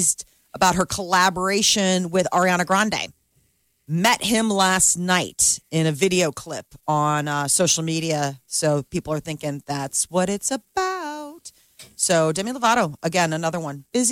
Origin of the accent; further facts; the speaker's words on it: Ireland; I'm Irish.